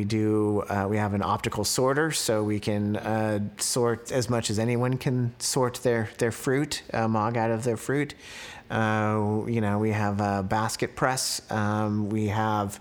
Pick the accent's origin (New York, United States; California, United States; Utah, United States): California, United States; Santa Rosa; also born or lived in San Diego / Davis / Napa; grew up in Santa Rosa, where my parents and my sisters and their family still live